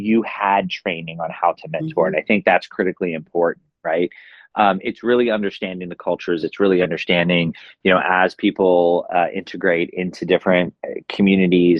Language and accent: English; United States; as American citizens living in America